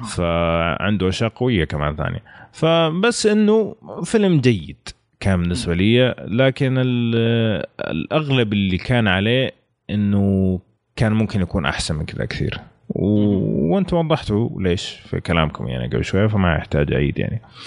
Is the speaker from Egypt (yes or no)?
no; Saudi Arabia; وموجود عندنا في السعوديه